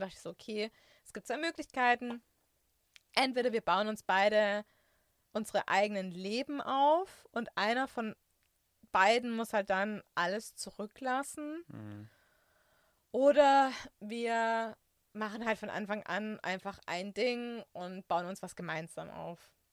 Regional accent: Swabia, Germany; moved away; also born or lived in Franconia; ich bin Schwabe

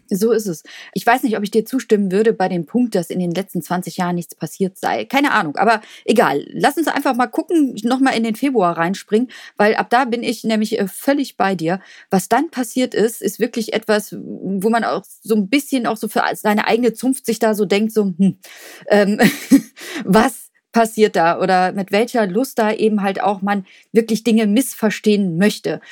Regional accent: Cologne, North Rhine-Westphalia, Germany; als Kölner

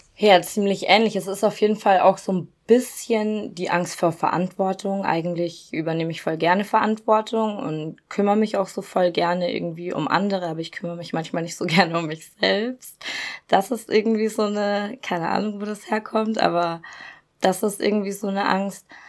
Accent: Regensburg, Bavaria, Germany; moved away as an adult; also born or lived in Cologne; in meiner Heimatstadt in Regensburg

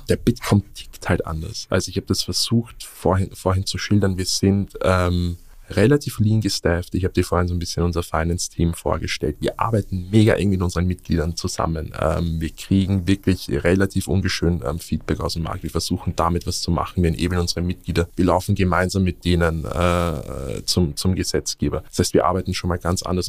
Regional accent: Vienna, Austria; moved away as an adult; now in Berlin, Germany; als gebürtiger Wiener

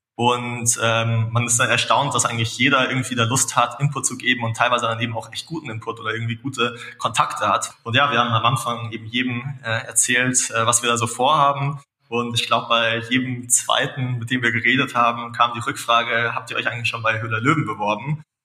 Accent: Munich, Bavaria, Germany; als äh, Münchner

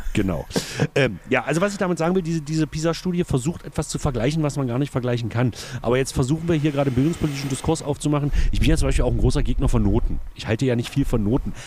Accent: Egeln, Saxony-Anhalt, Germany; bei uns in Egeln auf der Realschule

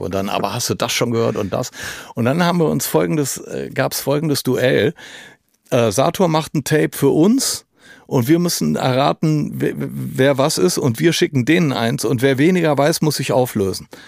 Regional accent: Düsseldorf, North Rhine-Westphalia, Germany; bei uns in Düsseldorf

